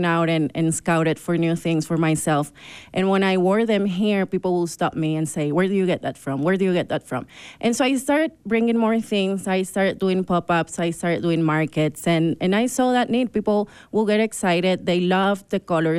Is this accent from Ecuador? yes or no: yes; Ecuador; also born or lived in Brazil / Argentina; now in Park City, United States; I'm from Ecuador and Brazil.